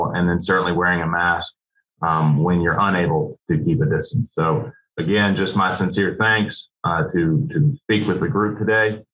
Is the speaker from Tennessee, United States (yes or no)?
yes; Nashville, Tennessee, United States; now in Birmingham, United States; I grew up in Nashville